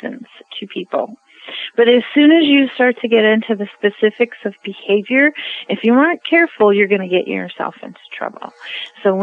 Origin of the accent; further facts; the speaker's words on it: United States; I'm an American